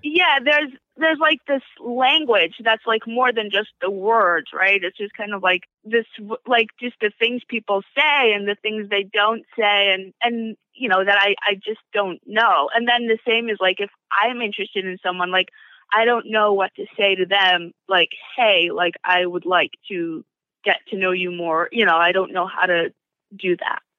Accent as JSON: {"language": "English", "town": "New Square", "region": "New York", "country": "United States", "tie": "born or raised there", "said": "I grew up in New Square."}